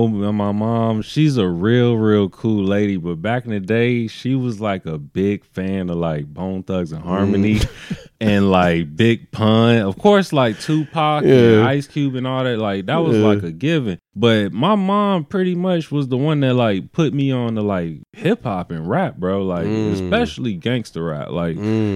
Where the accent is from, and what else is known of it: Norfolk, Virginia, United States; born or raised there; also born or lived in Long Beach, California